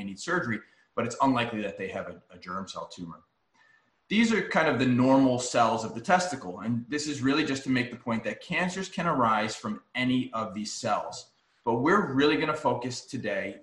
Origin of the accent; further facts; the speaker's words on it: New York, United States; moved away; I'm from New York